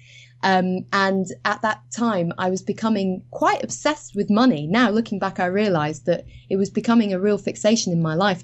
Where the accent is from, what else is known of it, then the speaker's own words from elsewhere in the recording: Edinburgh, Scotland, United Kingdom; I actually trained as a musician when I grew up in Edinburgh.